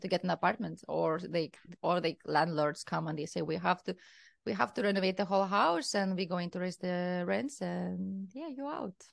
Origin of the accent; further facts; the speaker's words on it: Kaunas, Kaunas County, Lithuania; English is a second language; moved away as an adult; also born or lived in Berlin, Germany; now in Barcelona, Spain; I am from Lithuania. I'm from the second largest city in Lithuania, that is Kaunas